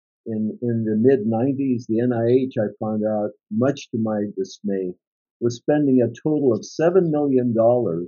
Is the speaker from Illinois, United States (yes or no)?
no; San Diego, California, United States; moved away as an adult; also born or lived in Italy; now in Sacramento, United States; I was born in Italy. I was telling Hacky I came to the United States when I was 6 years old. I grew up in the San Diego area